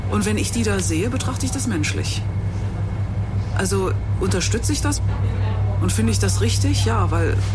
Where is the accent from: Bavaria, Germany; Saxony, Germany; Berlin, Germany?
Berlin, Germany; now in Hamburg, Germany; Ich bin in West-Berlin aufgewachsen und beide meiner Eltern kommen aus dem Osten und wir sind